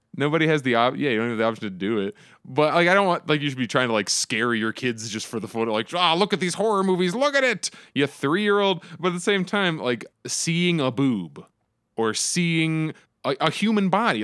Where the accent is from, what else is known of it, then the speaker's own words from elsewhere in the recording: Phoenix, Arizona, United States; I'm from Phoenix, that's where I live